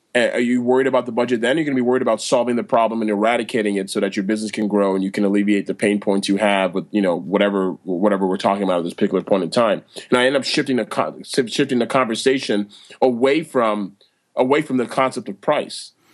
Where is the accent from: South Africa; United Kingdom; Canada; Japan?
Canada; Toronto, Ontario; I'm born and raised in Toronto, Canada